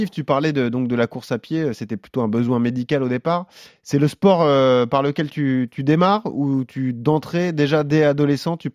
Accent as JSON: {"language": "French", "town": "Nancy", "region": "Grand Est", "country": "France", "said": "Moi je suis Lorrain."}